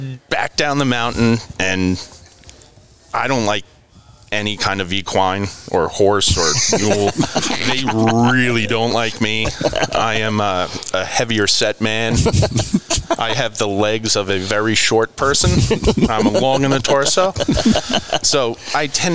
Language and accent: English; Northeast, United States; growing up in the Northeast